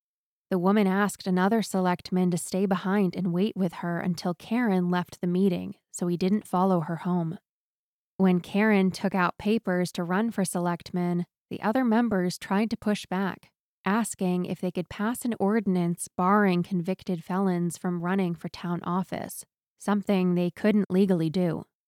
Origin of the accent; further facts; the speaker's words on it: Newport, Maine, United States; right next door to my hometown of Newport, Maine.